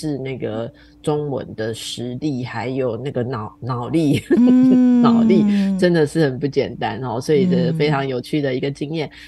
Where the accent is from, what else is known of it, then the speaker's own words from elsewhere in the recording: Taiwan; 我是台湾人